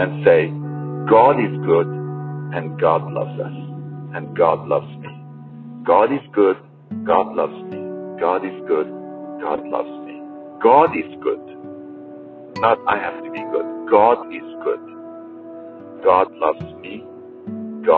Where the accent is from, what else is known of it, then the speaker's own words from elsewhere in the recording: Iran; when I was a Muslim growing up in Iran